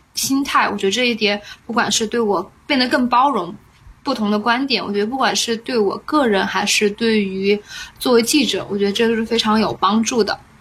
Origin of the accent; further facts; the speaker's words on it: China; moved away as an adult; now in United States; 我作为中国人